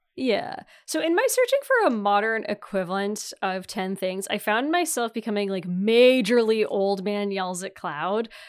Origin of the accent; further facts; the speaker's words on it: Northern Ontario, Canada; I'm from Northern Ontario